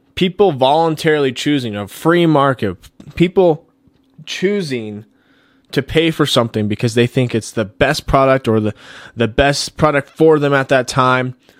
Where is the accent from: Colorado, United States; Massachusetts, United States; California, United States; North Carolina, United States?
Colorado, United States; back here into my home state, Colorado